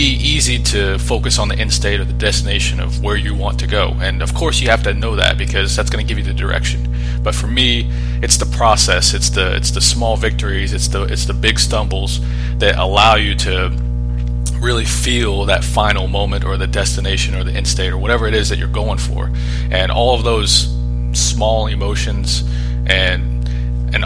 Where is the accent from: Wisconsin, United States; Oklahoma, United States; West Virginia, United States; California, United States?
Oklahoma, United States; moved away as an adult; also born or lived in Panama; now in Colorado, United States; I grew up here in Oklahoma